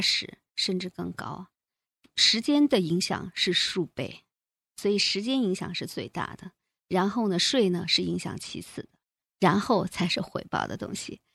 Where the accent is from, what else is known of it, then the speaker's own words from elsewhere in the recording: China; now in Canada; 我们中国人